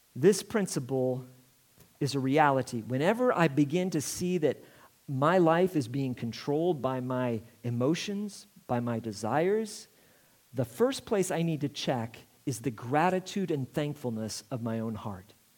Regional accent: Indiana, United States; I'm from Indiana

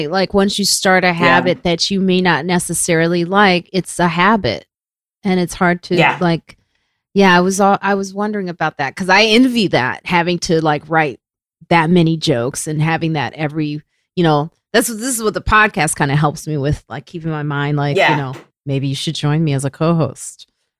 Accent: Chicago, Illinois, United States; Yeah, bitch, please. I'm from Chicago.

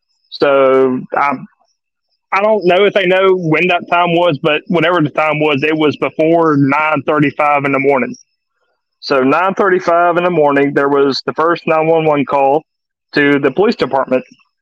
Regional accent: the South, United States; That's just because I'm from the South.

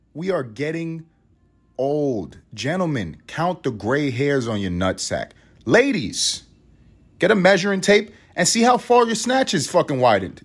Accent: United States; we are American

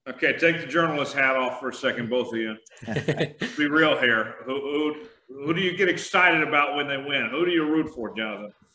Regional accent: Tulsa, Oklahoma, United States; moved away; my hometown

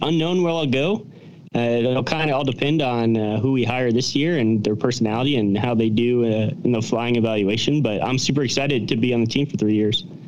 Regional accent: Cincinnati, Ohio, United States; moved away; We're both from Cincinnati

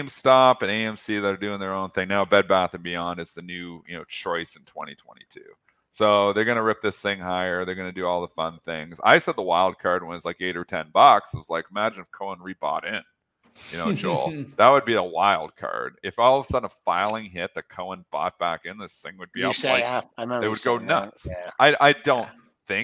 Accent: Canada; I speak as a Canadian

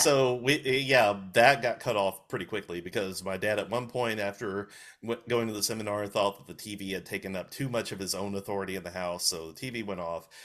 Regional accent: Walker County, Alabama, United States; also born or lived in England; when I was ten months old, we moved back to Alabama, uh, for good

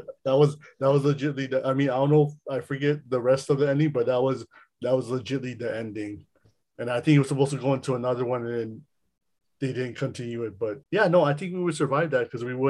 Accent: Philippines; We're Filipino, by the way. So no calling us out on anything. We're Filipino

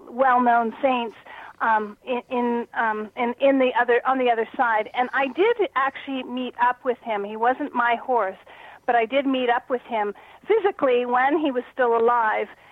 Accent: Canada; moved away as an adult; also born or lived in Toronto; now in Sedona, United States; being a Canadian

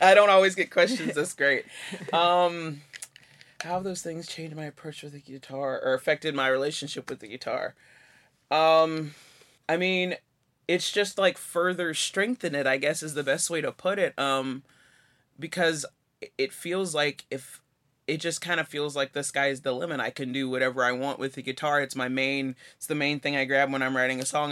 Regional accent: Chattanooga, Tennessee, United States; moved away as an adult; now in Johnson City, United States; I was raised in Chattanooga, but I've been living in Johnson City for fifteen years

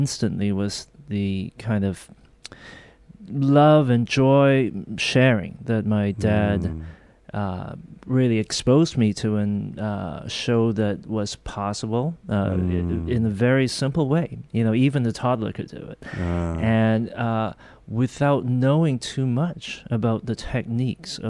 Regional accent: Hong Kong; moved away; also born or lived in Korea; We actually went to Hong Kong when I was 3 or 4 years old. Okay. My mother's actually Chinese. So we grew up in Hong Kong

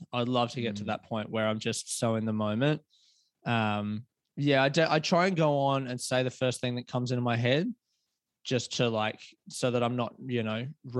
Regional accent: Melbourne, Victoria, Australia; it's not just because I'm from Melbourne, but Melbourne is the fucking shit for sure. Because Melbourne's quite left-leaning as well of all the cities in Australia

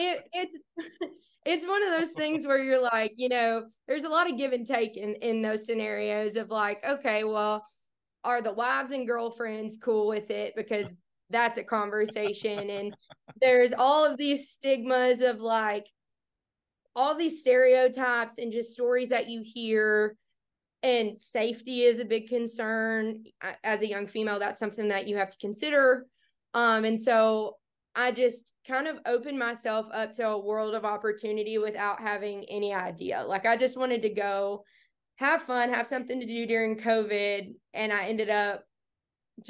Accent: Bootheel, Missouri, United States; I grew up in the Boot Hill, Missouri, absolutely as far south in the Boot Hill as you can get

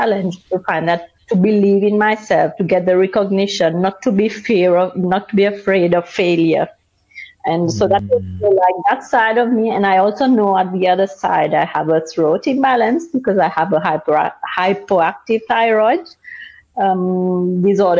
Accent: Seychelles; moved away as an adult; now in Luxembourg; I come from Seychelles. I moved to Luxembourg right after my university studies

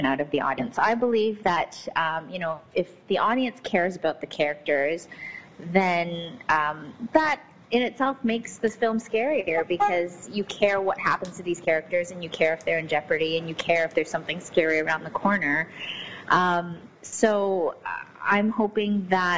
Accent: Canada; also born or lived in Newcastle; I'm born and raised in Canada

